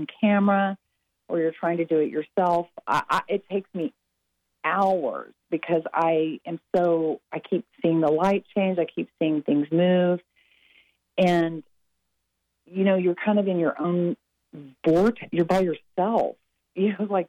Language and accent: English; Texas, United States; I am from Texas